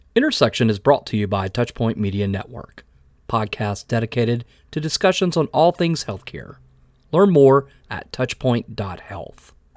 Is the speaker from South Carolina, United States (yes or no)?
yes; Clemson, South Carolina, United States; moved away; I'm from a little town called Clemson, South Carolina.